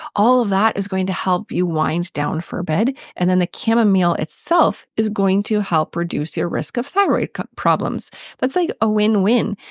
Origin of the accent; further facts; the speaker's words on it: Minnesota, United States; accent: Minnesotan; my Minnesotan accent